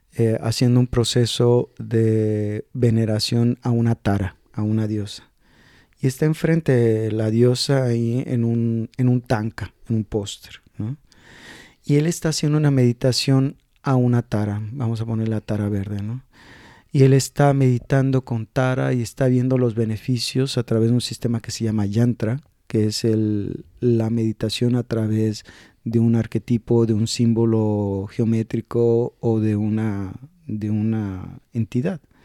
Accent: Mexico; yo soy de México

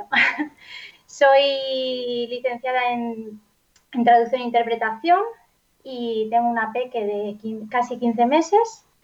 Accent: Valencian Community, Spain; first language Valencian; Spanish is a second language; yo soy, mi lengua materna es el valenciano, en casa siempre desde pequeñita hemos hablado valenciano.

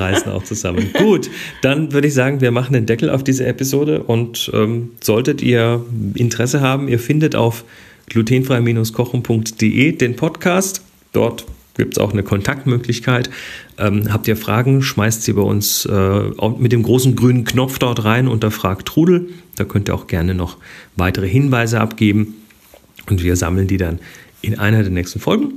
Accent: Germany; bei uns in Deutschland

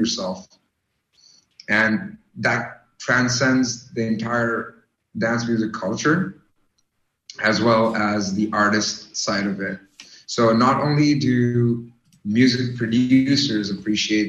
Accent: Canada; I'm from Canada

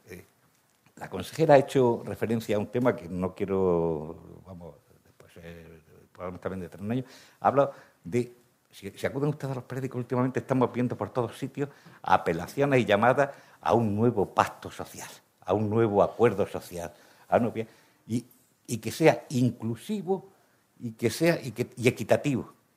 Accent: Granada, Andalusia, Spain; soy granadino

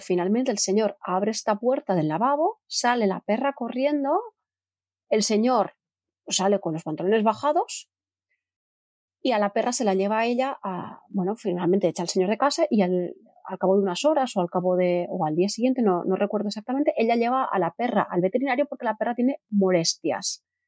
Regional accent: Terrassa, Catalonia, Spain; yo soy de Terrassa

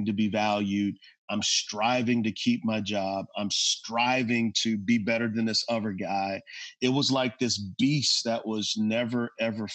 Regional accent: San Antonio, Texas, United States; moved away; I'm from San Antonio, Texas

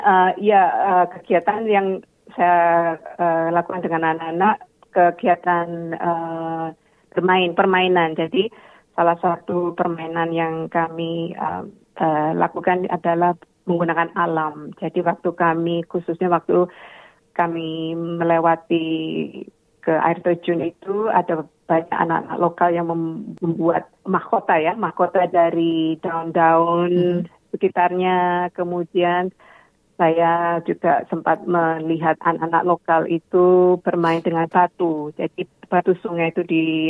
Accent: Java, Indonesia; now in Adelaide, Australia; saya berasal dari Indonesia atau Jawa

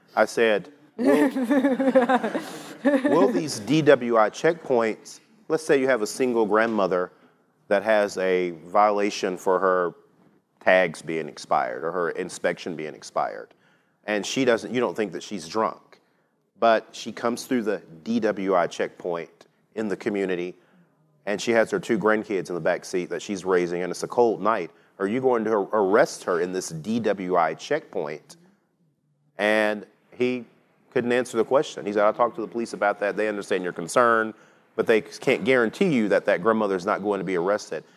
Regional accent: Tarrant County, Texas, United States; Tarrant County, which is my hometown

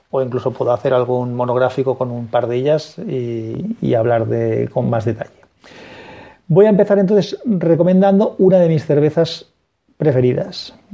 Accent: Valencia, Valencian Community, Spain; yo soy de Valencia, en Valencia no, se encuentra, sí en tiendas especializadas

